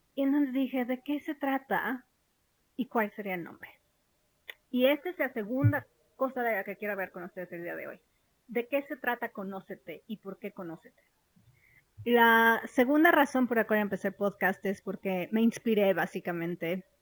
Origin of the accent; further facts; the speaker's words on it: Mexico; moved away as an adult; also born or lived in London; yo crecí en México